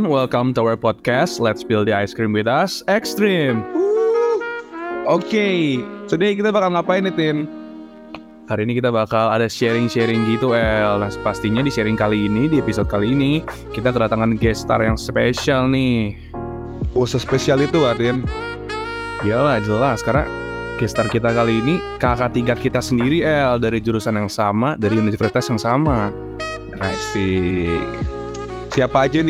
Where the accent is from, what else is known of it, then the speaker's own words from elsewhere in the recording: Bogor, West Java, Indonesia; Kebetulan kan gue ini kan dari Bogor dan banyak cewek-cewek. Gue dari Bogor.